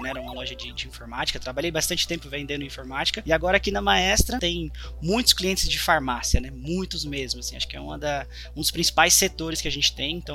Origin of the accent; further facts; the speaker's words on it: São Paulo, Brazil; Sim, sim, sou de São Paulo.